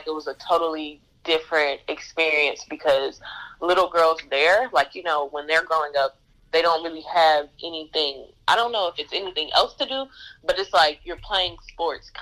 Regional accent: Jacksonville, Arkansas, United States; also born or lived in Little Rock, Arkansas; I'm from Jacksonville

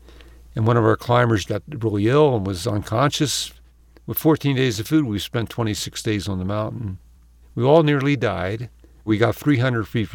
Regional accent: Philadelphia, Pennsylvania, United States; growing up in Philadelphia

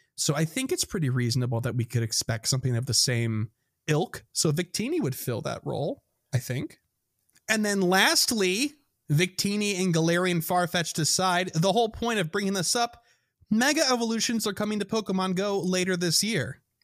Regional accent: Midwest, United States; accent: Midwestern; my Midwestern accent

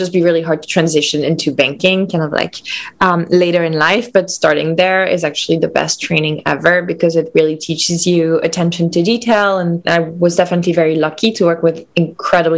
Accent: Lyon, Auvergne-Rhône-Alpes, France; moved away; also born or lived in Cannes; I'm from Lyon. So I grew up between Lyon and the south of France where my grandparents lived. So between Lyon and Cannes.

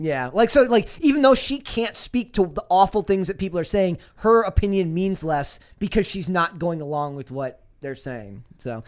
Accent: Minnesota, United States; I'm from Minnesota. I am not Finnish. I am Croatian

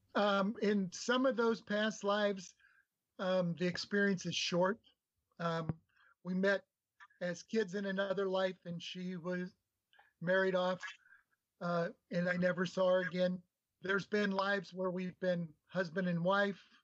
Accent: Nebraska, United States; I grew up in Nebraska

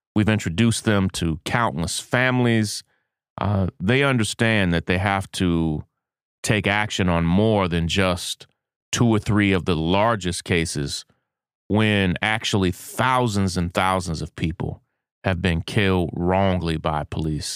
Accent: Kentucky, United States; my home state of Kentucky

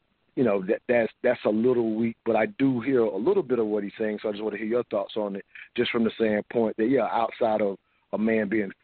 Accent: the South, United States; even though I was born in the South

